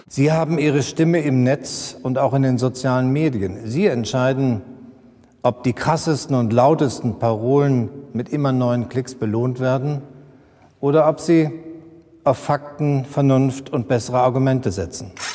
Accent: near Hanover, Lower Saxony, Germany; ich komme aus der Nähe von Hannover

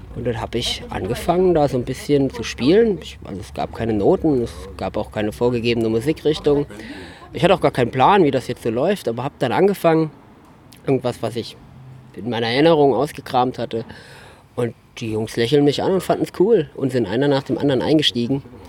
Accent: Wetzlos, Hesse, Germany; Wetzlos, das ist meine Heimat, seit ich vier Jahre alt bin. Und es ist einfach ein kleines Dorf mit ca. 100 Einwohnern im wunderbaren Haunetal

